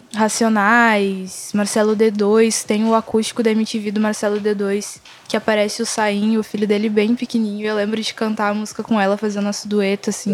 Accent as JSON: {"language": "Portuguese", "region": "Rio Grande do Sul", "country": "Brazil", "said": "eu sou daqui mesmo, sou de, da Zona Sul."}